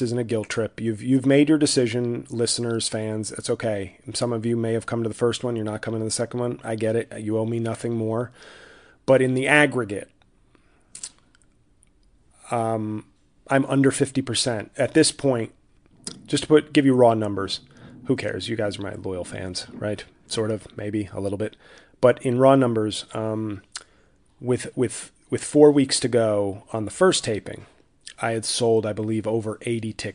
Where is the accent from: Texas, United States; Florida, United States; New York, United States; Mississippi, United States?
New York, United States; New York City; my hometown in the biggest media market in the country